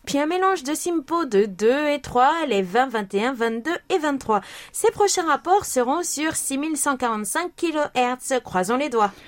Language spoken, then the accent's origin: French; France; moved away; chez nous en France